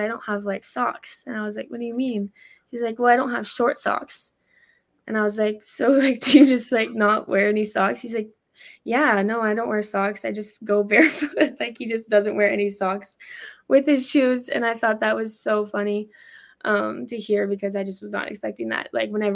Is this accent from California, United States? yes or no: yes; Orange County, California, United States; moved away as an adult; also born or lived in Albuquerque, New Mexico; now in Boise, United States; My parents right now are in Orange County. That's where I really grew up. I started fourth grade there